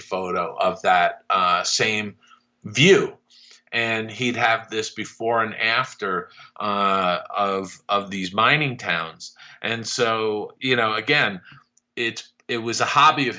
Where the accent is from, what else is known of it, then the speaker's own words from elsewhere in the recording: East Coast, United States; moved away; I grew up on the East Coast, so I didn't go to Disneyland until 1980-81 for the first time